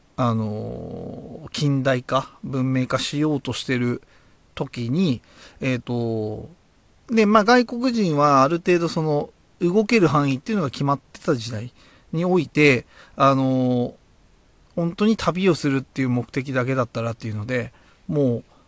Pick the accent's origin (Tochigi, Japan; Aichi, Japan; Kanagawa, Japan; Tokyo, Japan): Tochigi, Japan; 僕は栃木出身な